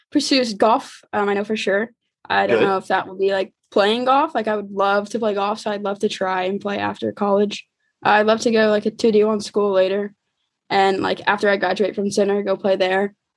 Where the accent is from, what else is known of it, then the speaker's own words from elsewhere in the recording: Shelbyville, Kentucky, United States; Shelbyville, my hometown, grew up, lived there for basically all my life, kind of like right outside of Louisville